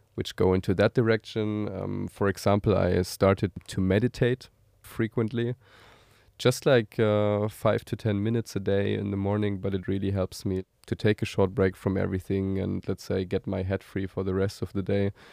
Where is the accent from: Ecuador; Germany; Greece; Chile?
Germany; moved away as an adult; now in Tel Aviv, Israel; I'm originally uh, German. I'm currently living in Tel Aviv together with my uh, family.